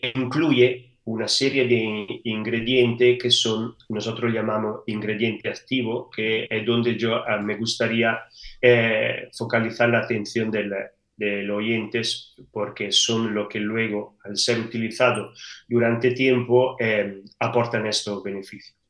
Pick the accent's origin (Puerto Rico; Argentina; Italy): Italy; Spanish is a second language; moved away as an adult; now in Seville, Spain; Italia de donde, de donde soy de origen.